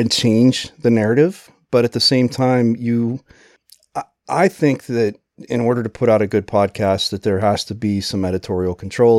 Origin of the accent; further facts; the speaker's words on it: Pennsylvania, United States; moved away; also born or lived in New Jersey; I grew up in Pennsylvania and then we lived in New Jersey